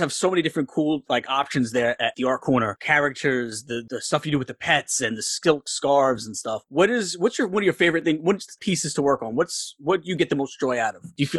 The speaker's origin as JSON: {"language": "English", "region": "New York", "country": "United States", "said": "I'm from New York myself. I'm in New York right now."}